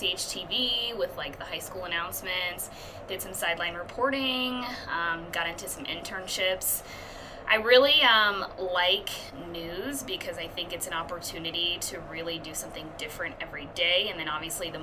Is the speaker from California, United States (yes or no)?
no; Indianapolis, Indiana, United States; moved away as an adult; also born or lived in Carmel, Indiana / Madrid, Spain; now in El Paso, United States; I technically grew up in Indianapolis, but my parents moved to Carmel when I was probably in, like, fifth grade